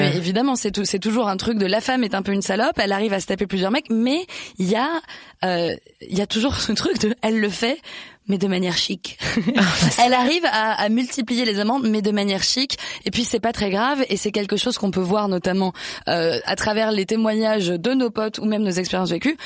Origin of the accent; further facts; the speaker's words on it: France; je suis française